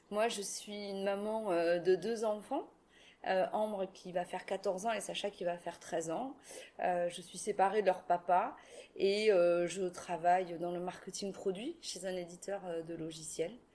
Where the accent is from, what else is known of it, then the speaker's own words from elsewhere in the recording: Toulouse, Occitania, France; born there; Je suis une Toulousaine de naissance